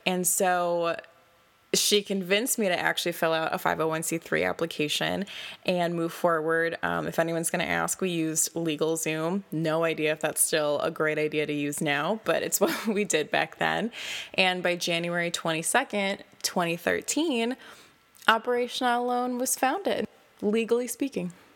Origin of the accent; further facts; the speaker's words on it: Door County, Wisconsin, United States; my hometown title, which was Miss Door County twenty twelve